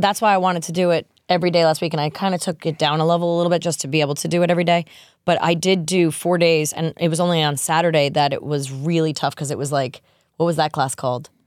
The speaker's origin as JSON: {"language": "English", "region": "New York", "country": "United States", "said": "I'm a New Yorker"}